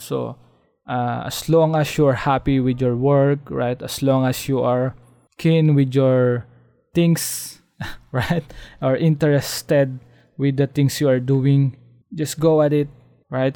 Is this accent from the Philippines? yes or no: yes; Philippines; as a Filipino, as living in the uh, developing country